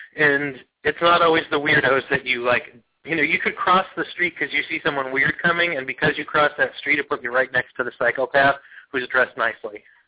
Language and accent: English; Pennsylvania, United States; my home state of Pennsylvania